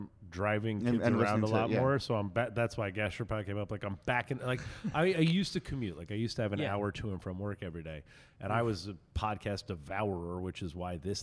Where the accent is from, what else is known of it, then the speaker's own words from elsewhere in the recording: near Bolero Snort, New Jersey, United States; I grew up near Bolero Snort